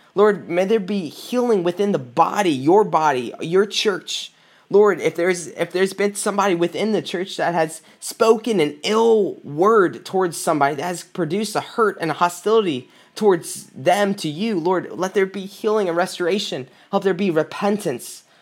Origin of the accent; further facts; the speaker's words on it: South Carolina, United States; now in Michigan, United States; I'm from South Carolina. I moved up to Michigan in two thousand sixteen